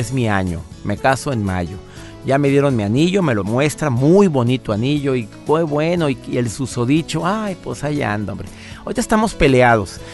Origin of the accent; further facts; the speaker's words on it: Monterrey, Nuevo León, Mexico; moved away; la ciudad donde yo nací, mi querido Monterrey